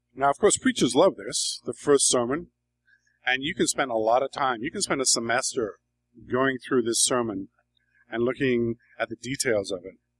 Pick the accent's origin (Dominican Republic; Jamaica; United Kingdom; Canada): United Kingdom; England; moved away as an adult; now in New York, United States; I grew up in England.